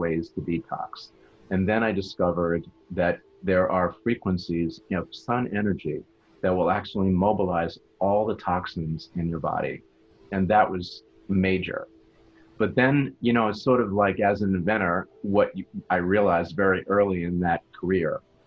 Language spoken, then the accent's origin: English; Long Island, New York, United States; moved away as an adult; also born or lived in Boston / Cleveland; now in South Florida, United States; I grew up in New York on Long Island